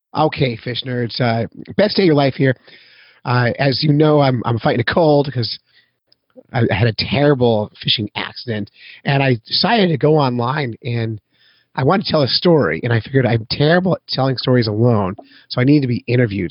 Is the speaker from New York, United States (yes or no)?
no; Petaluma, California, United States; also born or lived in San Francisco; I was born in California